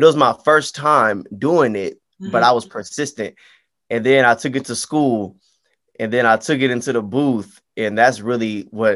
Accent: Pittsburg, California, United States; born and raised in the Bay Area, Pittsburgh, California. That is 20 minutes east of Oakland.

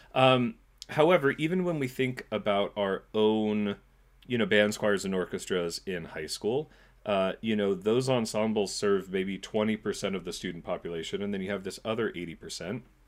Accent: California, United States; moved away as an adult; also born or lived in New York City / Montclair, New Jersey; now in New Jersey, United States; I grew up in California

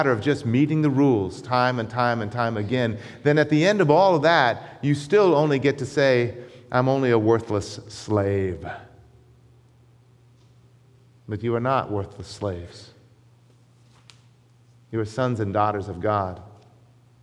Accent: United States; though I was born in America, my ancestry comes from another land. It comes from the United Kingdom, from Scotland

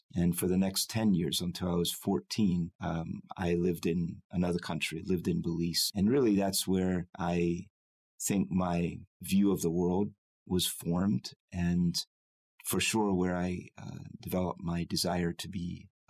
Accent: Lancaster, Pennsylvania, United States; born there; I was born in Lancaster, Pennsylvania. My parents were both Amish.

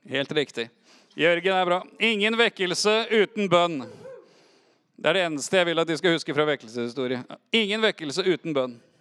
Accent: Oslo, Norway; Jeg er oppvokst i Oslo på 80-tallet.

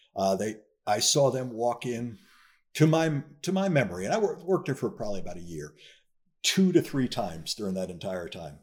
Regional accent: northern New Jersey, United States; moved away as an adult; also born or lived in North Miami Beach; I was born in New Jersey, in northern New Jersey, and I grew up there, uh, for the first nineteen years

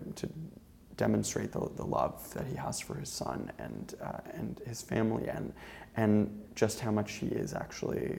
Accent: Newfoundland and Labrador, Canada; moved away; Newfoundland yet, which is my hometown

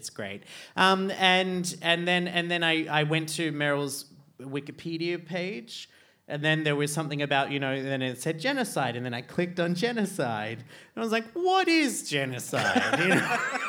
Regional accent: Australia; now in Iceland; growing up in Australia

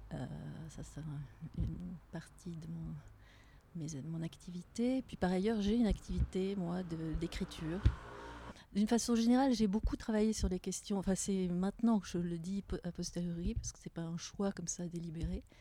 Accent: Tunisia; now in Geneva, Switzerland; J'ai grandi en Tunisie avec des parents, ma mère française, mon père anglais.

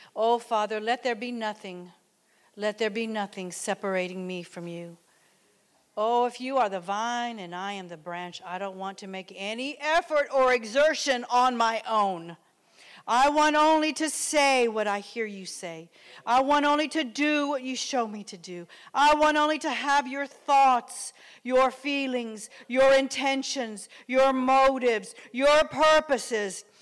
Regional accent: Texas, United States; moved away; also born or lived in Oklahoma; I come from Texas and lived in Oklahoma and worked for an oil company

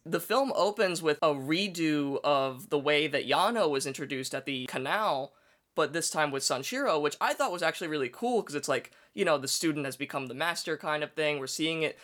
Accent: United States; as an American

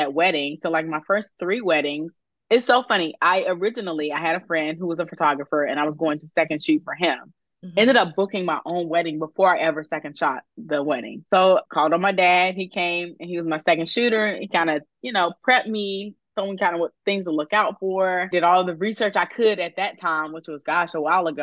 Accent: Greensboro, North Carolina, United States; moved away as an adult; also born or lived in California; now in Virginia, United States; I am from North Carolina. And so I grew up in Greensboro

